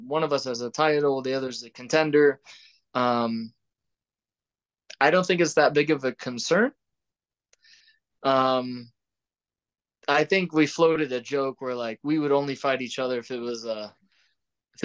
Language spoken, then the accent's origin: English; St. Augustine, Florida, United States; moved away; I'm from Jacksonville, Florida, St. Augustine, more specifically